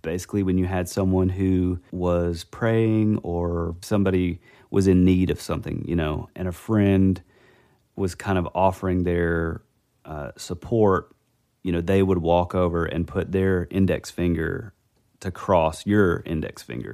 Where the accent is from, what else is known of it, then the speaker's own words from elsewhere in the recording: the Bible Belt, United States; grew up in the Bible Belt, you know, small, these small town, you know, tiny little churches when I was growing up